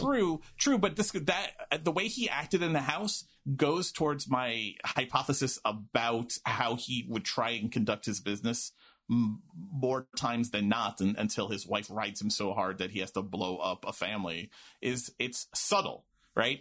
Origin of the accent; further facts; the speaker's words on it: New York City, New York, United States; my wayward youth days in Queens